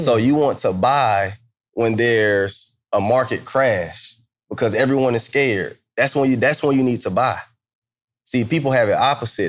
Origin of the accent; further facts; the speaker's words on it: Atlanta, Georgia, United States; moved away; also born or lived in Kansas; I'm from Atlanta